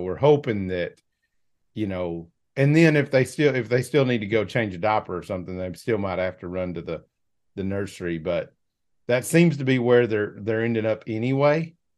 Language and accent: English; Arkansas, United States; I'm from Arkansas